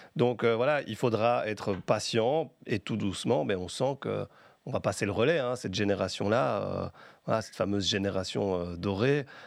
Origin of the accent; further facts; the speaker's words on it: Belgium; quand on est belge